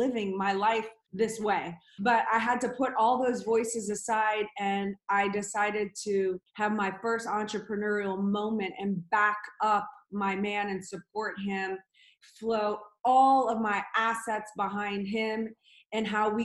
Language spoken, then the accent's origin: English; New Orleans, Louisiana, United States; I grew up in New Orleans, Louisiana